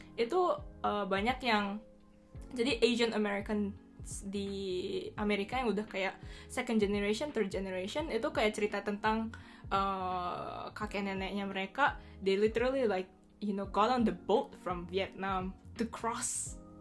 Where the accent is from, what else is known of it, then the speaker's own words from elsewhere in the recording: Bali, Indonesia; now in Japan; gue gue dari Bali kan um, Terus gue di Jepang uh, eh, yeah, I mean I've been living here